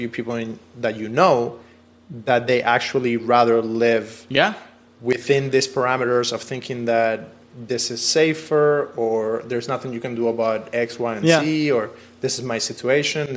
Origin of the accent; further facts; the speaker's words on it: Cuba; moved away; I come from Cuba.